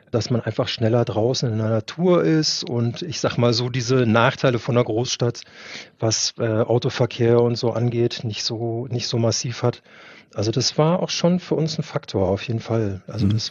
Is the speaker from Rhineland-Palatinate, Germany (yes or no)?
no; Berlin, Germany; ich bin in Charlottenburg geboren und bin im schönen Friedenau aufgewachsen.